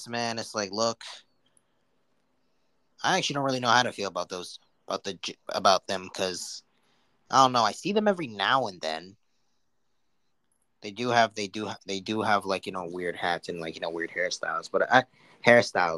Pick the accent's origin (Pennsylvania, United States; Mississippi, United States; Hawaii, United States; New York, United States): New York, United States; I'm from New York